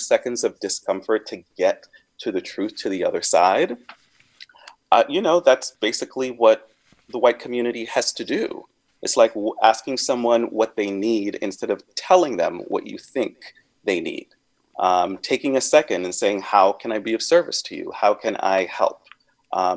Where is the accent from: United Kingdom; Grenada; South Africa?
Grenada; now in San Francisco, United States; I grew up on a small island, a small African island